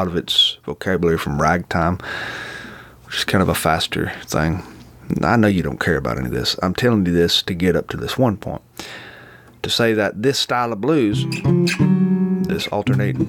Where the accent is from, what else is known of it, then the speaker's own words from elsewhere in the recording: Florida Panhandle, United States; I'm from the Panhandle